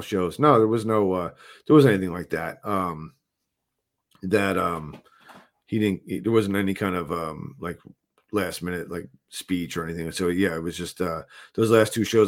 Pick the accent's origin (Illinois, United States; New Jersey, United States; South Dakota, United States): New Jersey, United States; I'm from New Jersey